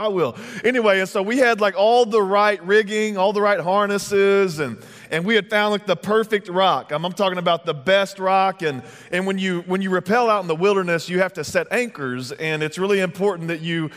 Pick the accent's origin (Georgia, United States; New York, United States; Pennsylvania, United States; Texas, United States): Texas, United States; moved away; I'm originally from Texas